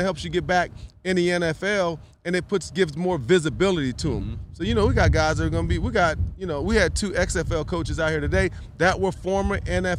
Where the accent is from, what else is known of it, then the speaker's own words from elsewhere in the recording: Atlanta, Georgia, United States; also born or lived in Tennessee; my hometown team.